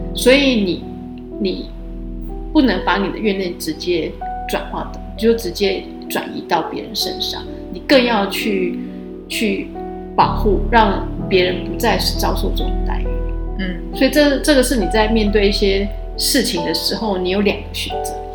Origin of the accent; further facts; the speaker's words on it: Taiwan; 我们身为台湾人